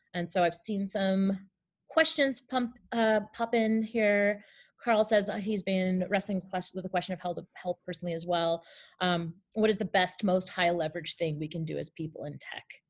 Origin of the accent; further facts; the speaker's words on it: Canada; as a Canadian